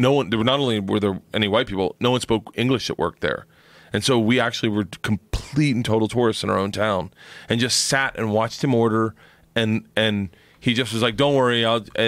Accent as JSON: {"language": "English", "region": "Florida", "country": "United States", "tie": "born or raised there", "said": "I was born in Florida"}